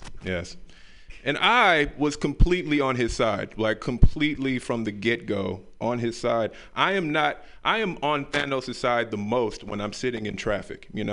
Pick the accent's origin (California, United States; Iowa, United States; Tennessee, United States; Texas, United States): Tennessee, United States; Memphis; moved away; I'm from the South, Memphis, Tennessee